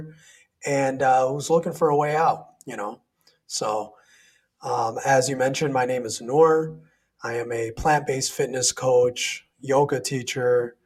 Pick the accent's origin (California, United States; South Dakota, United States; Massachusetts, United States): South Dakota, United States; Sioux Falls; I grew up in South Dakota, a small city by the name of Sioux Falls.